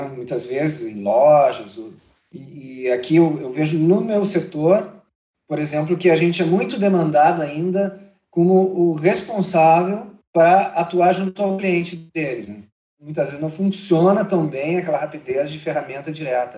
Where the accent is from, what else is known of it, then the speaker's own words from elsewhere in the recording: Porto Alegre, Rio Grande do Sul, Brazil; sempre fiquei em Porto Alegre, morei muito na região metropolitana de Porto Alegre